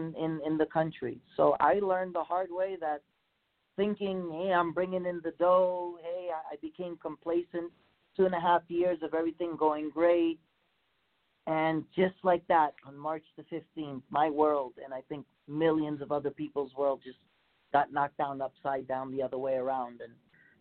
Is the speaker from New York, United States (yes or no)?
yes; New York City, New York, United States; now in Hawaii, United States; I'm originally from Elmhurst, New York